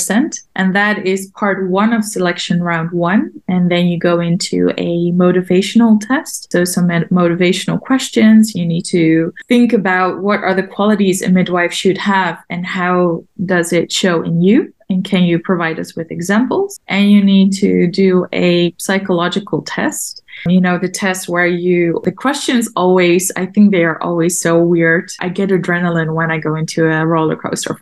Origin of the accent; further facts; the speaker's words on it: Amsterdam, North Holland, Netherlands; also born or lived in Maastricht; I grew up in Amsterdam.